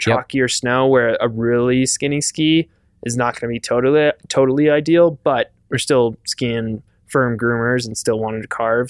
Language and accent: English; Wisconsin, United States; growing up in Wisconsin